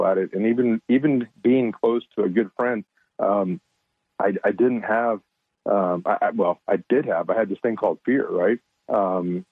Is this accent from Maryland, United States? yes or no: no; San Antonio, Texas, United States; I'm born and raised in San Antonio, Texas, Central Texas, great area, great place, great growth.